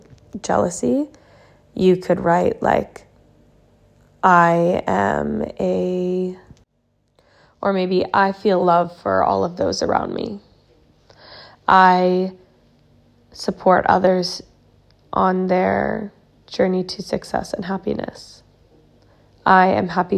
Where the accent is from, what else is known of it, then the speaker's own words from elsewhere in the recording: Canada; now in Sweden; I'm from Canada, but I live in Sweden, and I've lived in a few countries before this